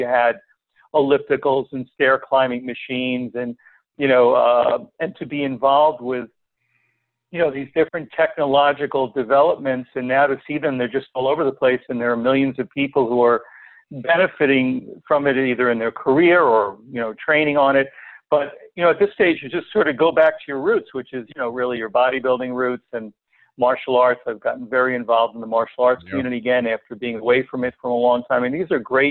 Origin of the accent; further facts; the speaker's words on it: East Coast, United States; growing up on the East Coast